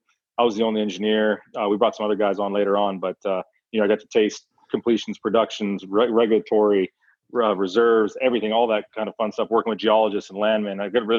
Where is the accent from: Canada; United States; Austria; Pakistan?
Canada; Calgary, Alberta; I was born and raised in Calgary, Alberta, Canada